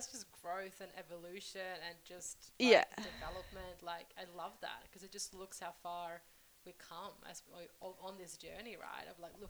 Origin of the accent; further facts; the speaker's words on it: Sweden; moved away; I'm originally from Sweden, I go back to my hometown